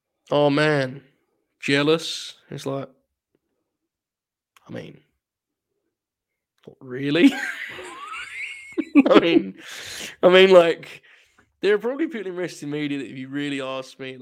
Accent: United Kingdom; I'm British

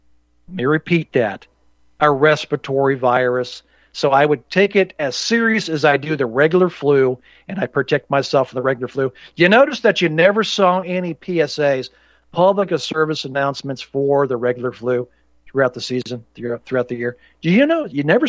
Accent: Indianapolis, Indiana, United States; Growing up in Indianapolis, I remember watching this stuff.

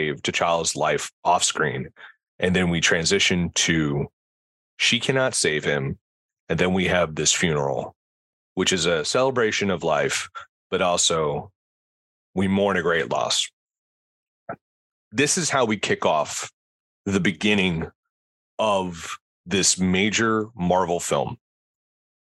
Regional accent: Ireland; I'm Irish

